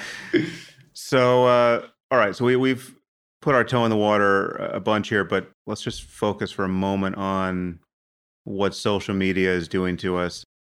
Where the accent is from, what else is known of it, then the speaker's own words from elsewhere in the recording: United States; I'm from America